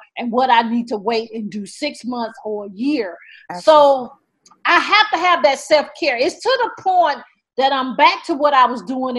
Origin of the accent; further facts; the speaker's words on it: the South, United States; I'm from the South